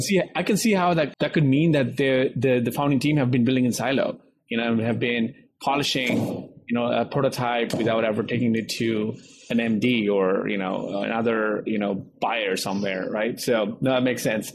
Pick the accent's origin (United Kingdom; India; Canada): India; moved away as an adult; now in United States